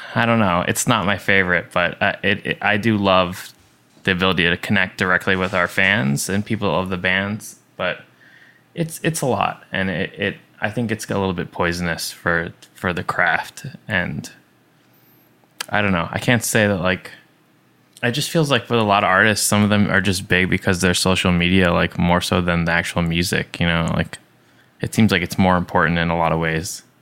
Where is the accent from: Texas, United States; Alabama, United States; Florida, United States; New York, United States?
New York, United States; Long Island; I was raised in Long Island pretty close to the beach